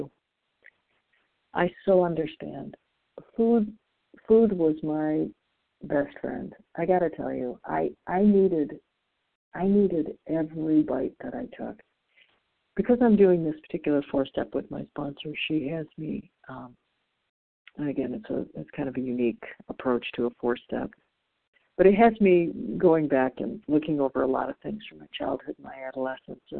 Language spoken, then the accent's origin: English; Midwest, United States; I'm from the Midwest